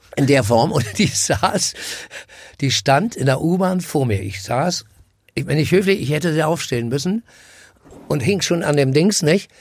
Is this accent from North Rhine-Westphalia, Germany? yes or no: no; Berlin, Germany; bin am Karl-Marx-Platz groß geworden